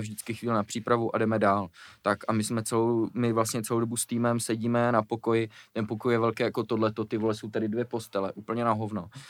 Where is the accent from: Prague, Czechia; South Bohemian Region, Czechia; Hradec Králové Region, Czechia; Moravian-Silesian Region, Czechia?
Prague, Czechia; Když jsem byl malý, jak jsme bydleli na Žižkově, hmm. potom jsme se přestěhovali za Prahu a pak jsem se přestěhoval jako zase do Prahy